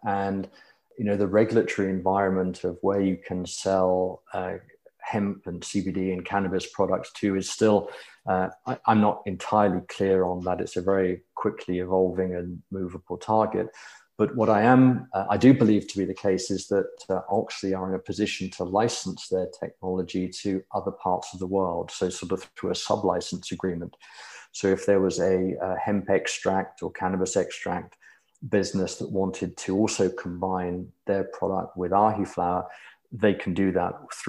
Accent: United Kingdom; born there; moved away as an adult; now in United States; But yes, I'm a Brit by birth. And in my early 30s, I moved to the US.

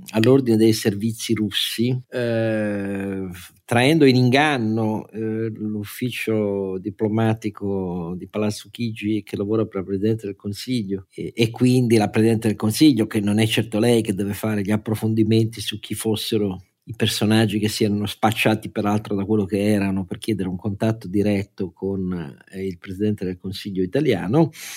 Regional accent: Turin, Piedmont, Italy; io sono torinese

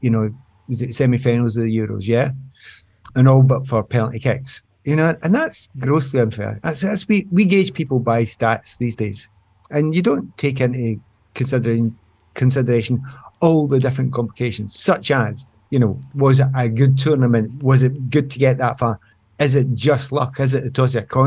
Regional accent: Scotland, United Kingdom; being a Scotsman

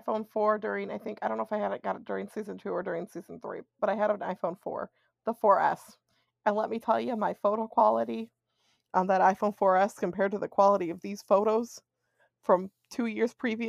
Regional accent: New Jersey, United States; I'm actually from New Jersey

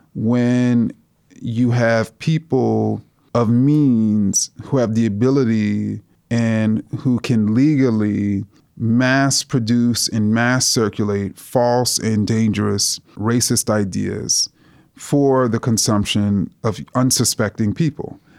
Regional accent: New York City, New York, United States; when I was a student growing up in Jamaica, Queens

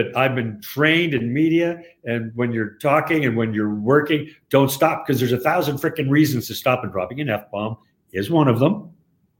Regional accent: Spokane, Washington, United States; moved away as an adult; also born or lived in Vancouver, British Columbia, Canada; I grew up in Spokane.

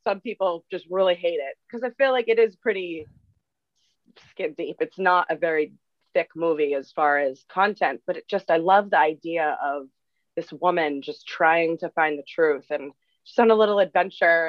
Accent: Massachusetts, United States; I'm from Massachusetts, so good old New England

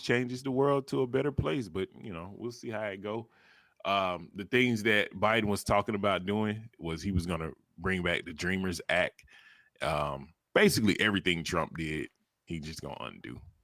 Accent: the South, United States; I'm from the South

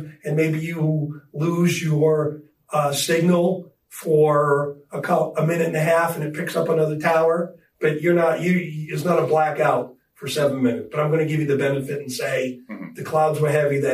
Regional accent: Chicago, Illinois, United States; moved away; I'm from Chicago

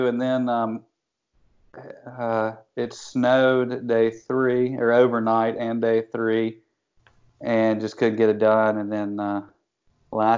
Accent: Western North Carolina, United States; I grew up in Western North Carolina

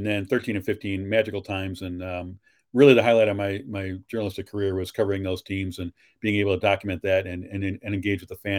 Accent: Chicago, Illinois, United States; growing up in Chicago

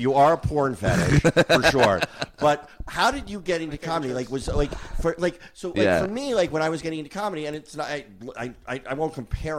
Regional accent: New Jersey, United States; my hometown in Jersey

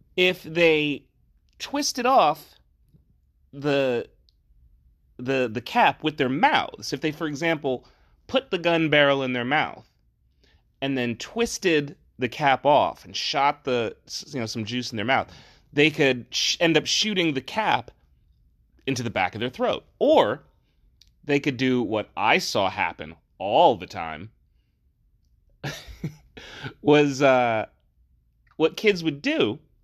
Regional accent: New Jersey, United States; I'm from New Jersey

